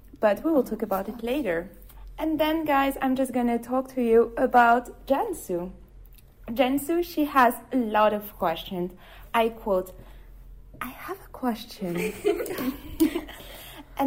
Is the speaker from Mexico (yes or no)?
no; France; now in Denmark; I'm from France.